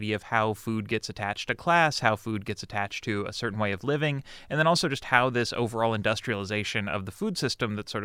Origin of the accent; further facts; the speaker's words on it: Midwest, United States; growing up in the Midwest